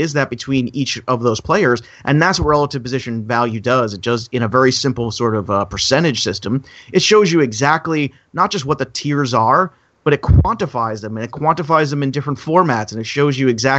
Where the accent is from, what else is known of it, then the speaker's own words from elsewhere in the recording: New York, United States; I'm from New York